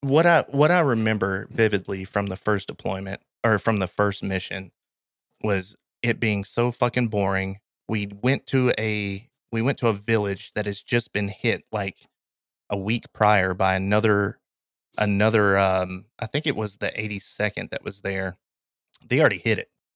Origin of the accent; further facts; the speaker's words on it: Kentucky, United States; I'm from Kentucky. I've been in Kentucky or in the South pretty much my entire life.